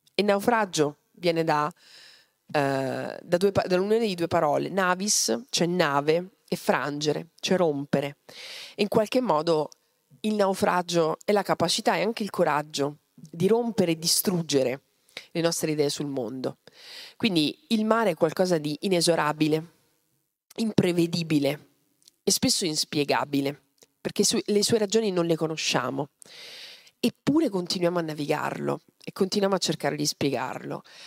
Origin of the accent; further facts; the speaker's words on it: Mazara del Vallo, Sicily, Italy; Io sono nata a Mazzara del Vallo